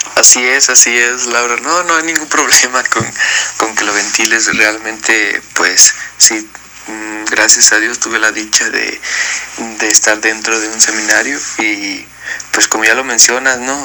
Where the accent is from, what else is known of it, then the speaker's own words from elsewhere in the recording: San Miguel el Alto, Jalisco, Mexico; soy de San Miguel el Alto y tengo veintisiete años